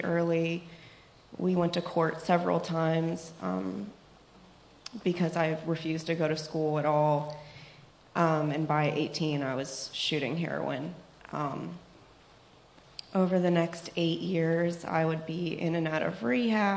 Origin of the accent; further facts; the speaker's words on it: Pittsburgh, Pennsylvania, United States; I'm from Pittsburgh